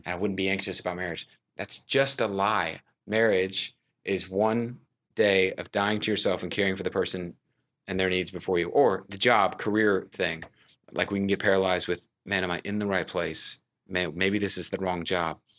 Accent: Houston, Texas, United States; now in Dallas, United States; I, uh, was raised in Houston, Texas

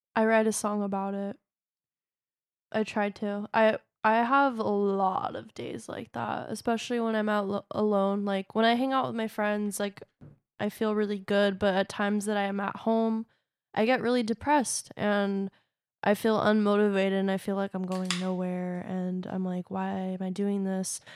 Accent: Long Beach, California, United States; I was born in Long Beach, uh, Long Beach Community Hospital

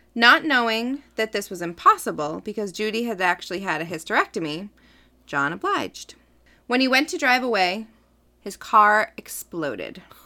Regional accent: Medford, Massachusetts, United States; I'm from Medford

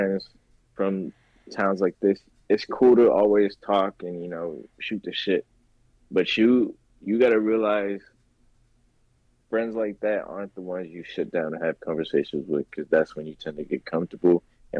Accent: Los Angeles, California, United States; moved away; I come from California, which is a very, very big state. And I lived in Los Angeles, which is very diverse. So I come from a very big world. And now I live in a very small town.

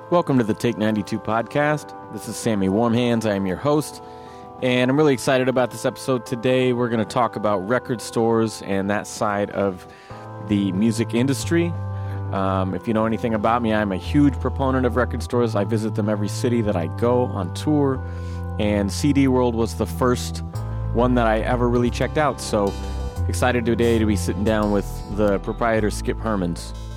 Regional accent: Eugene, Oregon, United States; I grew up in North Eugene

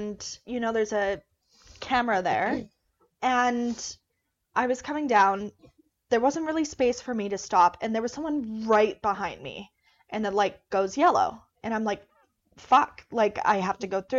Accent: Alberta, Canada; accent: Albertan; I grew up in Alberta

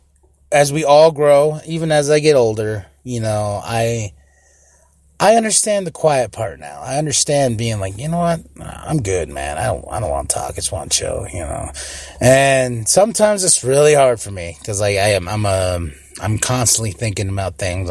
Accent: Shiprock, New Mexico, United States; I know where I'm from. I'm from Shiprock, New Mexico

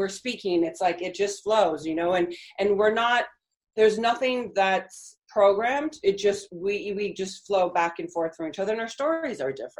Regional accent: California, United States; first language Spanish; English is a second language; also born or lived in Argentina; I'm from California. I was born in California. My family's from Argentina, and I grew up in Argentina

